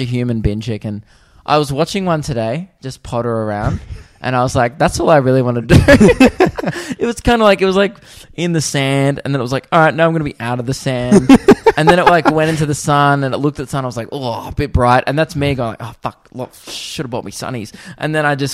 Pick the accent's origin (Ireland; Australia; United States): Australia; being an Australian in America